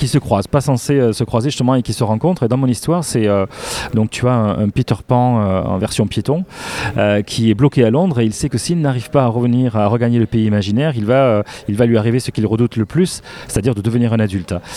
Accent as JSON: {"language": "French", "town": "Castres", "region": "Occitania", "country": "France", "said": "je suis de Castres"}